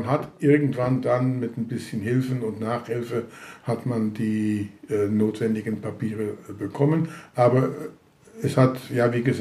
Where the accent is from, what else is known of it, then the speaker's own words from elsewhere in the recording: Amsterdam, North Holland, Netherlands; also born or lived in Hagen, Germany; Gut, ich bin dann in Hagen geboren worden, im Dezember 40 und in irgendwann in 42 mussten sie dann umziehen in die sogenannte Rivierenbuurt in Amsterdam. Das ist also Amsterdam Süd, äh, bei der Maastraat, Waalstraat, Lexstraat, Rheinstraat